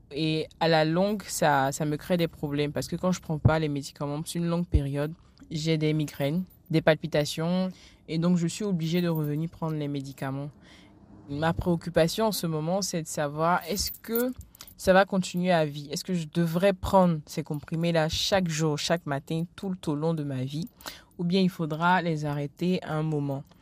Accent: Abidjan, Côte d’Ivoire; j'ai 25 ans, bientôt 26. Euh, je suis originaire de la Côte d'Ivoire, à Abidjan.

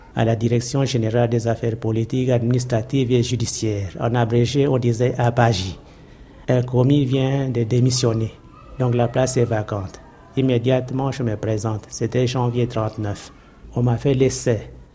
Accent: Brazzaville, Republic of the Congo; now in Kinshasa, DR Congo; je suis né à Brazzaville le 17 juillet 1914

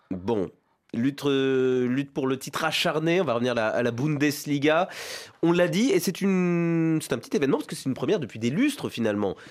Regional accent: France; en tant que Français

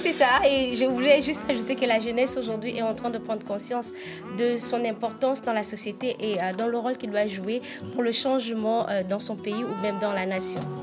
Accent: Nzebi, southern Gabon, Gabon; accent: southern (Nzebi); Je suis normalement Nzebi, je suis d'origine Nzebi

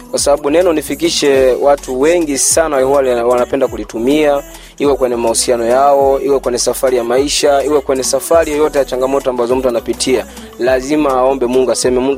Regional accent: Kigoma, Tanzania; born there; Mimi nimezaliwa Kigoma mjini, uh, kata kijiji kimoja kinaitwa Kwaga, ndo nilipozaliwa Tanzania, wilani ya Kasulu.

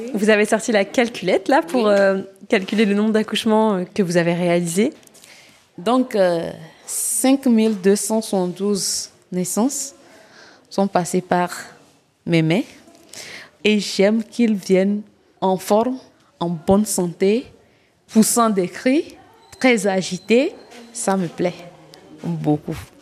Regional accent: Kpalimé, Plateaux, Togo; moved away as an adult; also born or lived in Lomé; now in Gando, Togo; j'ai vécu à Palimé

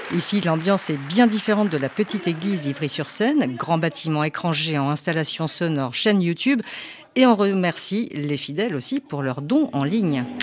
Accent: Madagascar; now in France; je viens de Madagascar et moi j'habite à Alimey, à côté Mantes-la-Jolie.

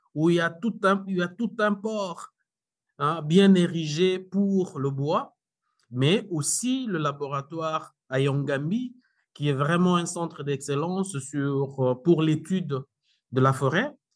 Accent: DR Congo; chez nous, en RDC

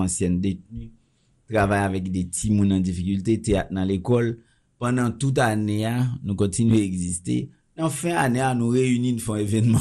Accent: Haiti; je suis très chauvin puisque je suis haïtien

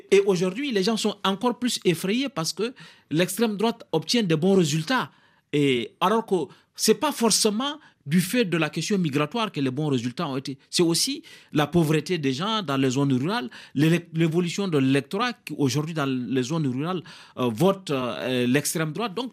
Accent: France; born there; Je suis né en France, je suis député français

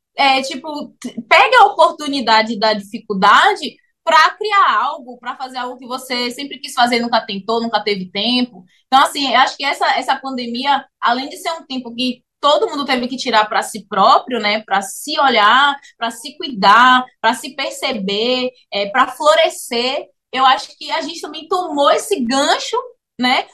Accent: Salvador, Bahia, Brazil; moved away as an adult; now in Cape Town, South Africa; nós somos baianos, natural de Salvador, Bahia

